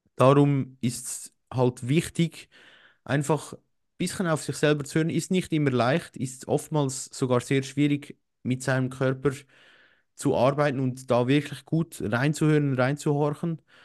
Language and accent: German; Switzerland; bei uns in der Schweiz